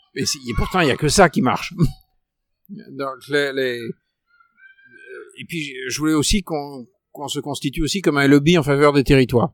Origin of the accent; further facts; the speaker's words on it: Paris, Île-de-France, France; moi en tant que Parisien